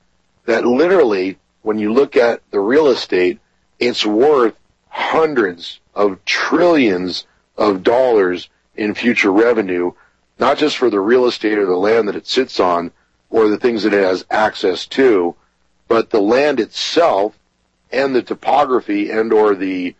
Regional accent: United States; as American citizens

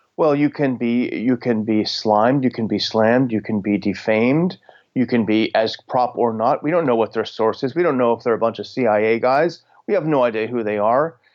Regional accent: United States; as an American, as a patriotic American

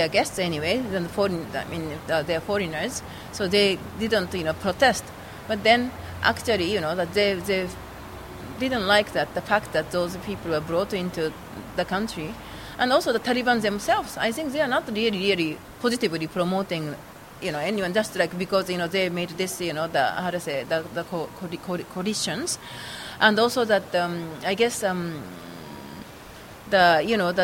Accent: Kyoto, Japan; I was born in Kyoto and my family is in Kyoto

